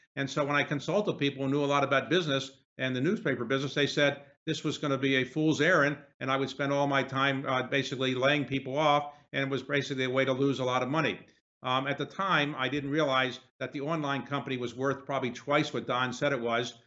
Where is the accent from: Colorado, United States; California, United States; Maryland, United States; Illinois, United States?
Maryland, United States; Baltimore; where I grew up in Baltimore